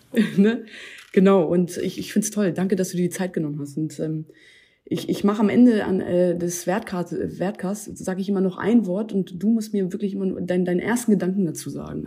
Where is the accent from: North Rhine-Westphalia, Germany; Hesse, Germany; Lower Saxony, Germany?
Lower Saxony, Germany; Hanover; now in Berlin, Germany; aus meiner alten Heimatstadt hier, Hannover